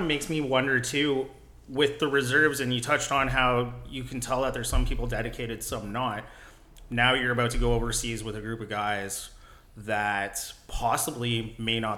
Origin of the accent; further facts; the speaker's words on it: Hamilton, Ontario, Canada; I'm from the Hamilton area